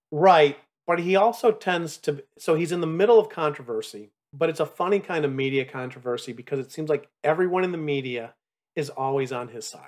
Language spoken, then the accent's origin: English; Chicago, Illinois, United States; I grew up in Chicago